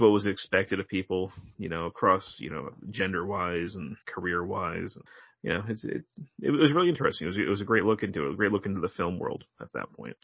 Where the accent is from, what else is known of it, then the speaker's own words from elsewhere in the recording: Connecticut, United States; an East Coaster like me, you know, who, you know, born and raised in Connecticut